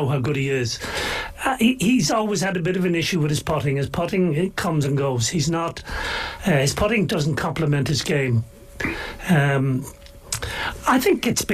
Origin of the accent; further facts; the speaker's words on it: Ireland; as an Irishman